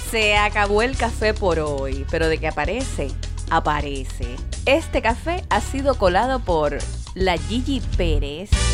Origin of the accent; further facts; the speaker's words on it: Cuba; nosotros los cubanos